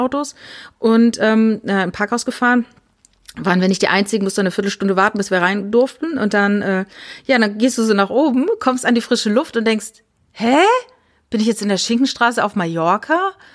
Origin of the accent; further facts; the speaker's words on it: Saarland, Germany; Also ich komme ja aus dem Saarland